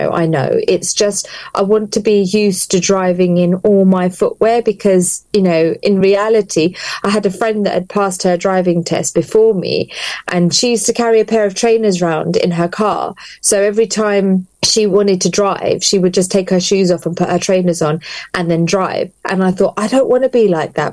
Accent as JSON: {"language": "English", "region": "London", "country": "United Kingdom", "tie": "born or raised there", "moved": "yes", "lives_now": "Luton, United Kingdom", "said": "I was born and bred in London"}